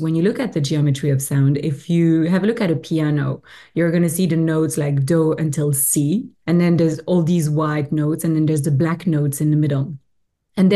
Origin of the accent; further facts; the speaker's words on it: Belgium; accent: French; English is a second language; moved away as an adult; now in British Columbia, Canada; I'm originally from Belgium, which is where my beautiful French accent is coming from. But I live in Canada now, in BC, close to Vancouver